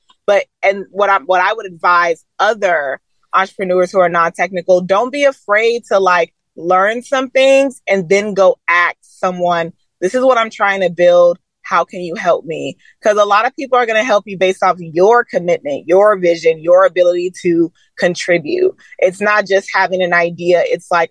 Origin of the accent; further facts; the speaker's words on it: Atlanta, Georgia, United States; also born or lived in Stone Mountain, Georgia; growing up in Atlanta and Stone Mountain